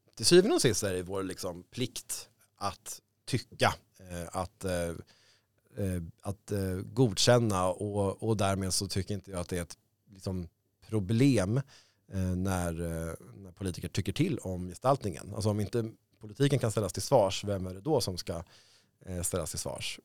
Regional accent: Stockholm, Stockholm County, Sweden; jag är född i Stockholm. Eh, det här är liksom min stad

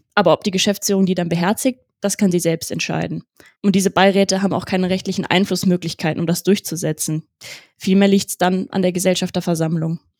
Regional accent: Wesel, North Rhine-Westphalia, Germany; moved away as an adult; now in Cologne, Germany; Ich bin 27 Jahre alt und in Wesel am Niederrhein geboren und aufgewachsen

